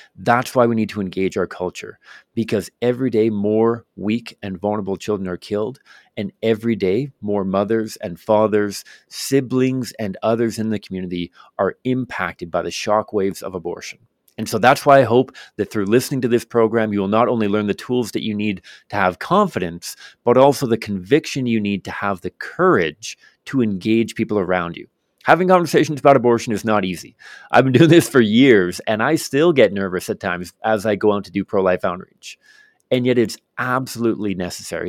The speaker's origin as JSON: {"language": "English", "town": "Victoria", "region": "British Columbia", "country": "Canada", "tie": "born or raised there", "said": "I grew up in Victoria, British Columbia, um, here in Canada"}